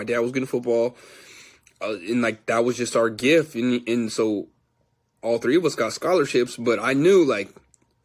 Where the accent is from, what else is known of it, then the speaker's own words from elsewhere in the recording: San Jose, California, United States; I'm from the Bay Area, San Jose, California